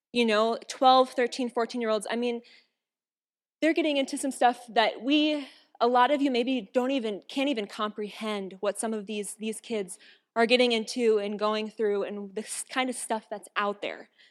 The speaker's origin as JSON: {"language": "English", "town": "Watertown", "region": "South Dakota", "country": "United States", "said": "I'm from South Dakota. Whew. Anyway, from Watertown"}